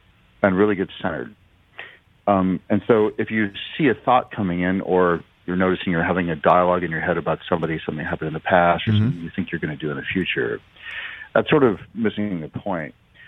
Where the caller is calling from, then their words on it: Seattle, Washington, United States; I'm coming in from Seattle.